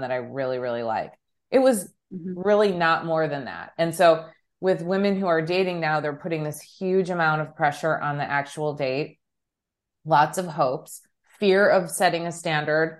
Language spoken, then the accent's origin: English; Chicago, Illinois, United States; we're both from Chicago